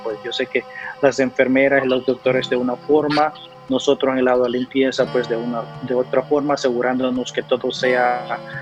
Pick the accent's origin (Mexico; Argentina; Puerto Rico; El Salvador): El Salvador; moved away as an adult; also born or lived in New York; now in North Carolina, United States; soy nativo de El Salvador